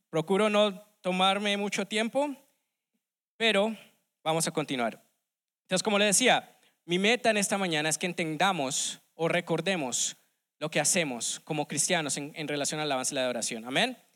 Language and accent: Spanish; Colombia; now in United States; desde que llegué aquí hace unos ya 17 años en los Estados Unidos, vengo de Colombia